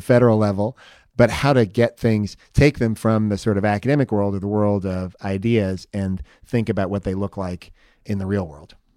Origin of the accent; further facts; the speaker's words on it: Palo Alto, California, United States; I grew up in Palo Alto in the Bay Area